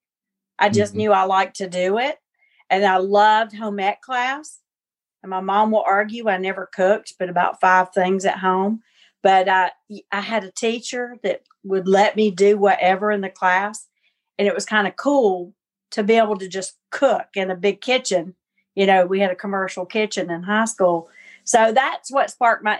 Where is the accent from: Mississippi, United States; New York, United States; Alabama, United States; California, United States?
Alabama, United States; Gadsden; now in Newnan, United States; originally Gadsden, Alabama